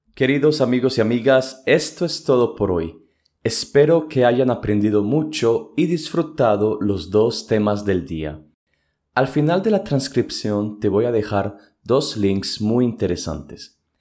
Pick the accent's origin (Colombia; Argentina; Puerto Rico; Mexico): Colombia; Medellín, Antioquia; soy de la ciudad de Medellín